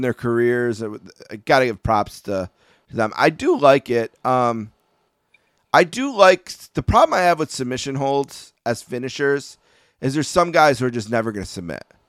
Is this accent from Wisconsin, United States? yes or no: no; Buffalo, New York, United States; I'm from Buffalo, New York